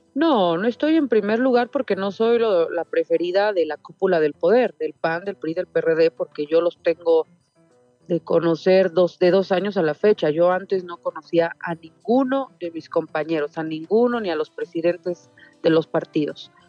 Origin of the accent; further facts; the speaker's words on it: Mexico City, Mexico; yo crecí toda la vida en el barrio de Tepito